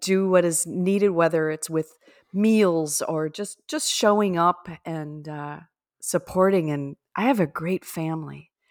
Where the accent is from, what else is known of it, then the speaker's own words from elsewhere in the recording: Minnesota, United States; I'm from Minnesota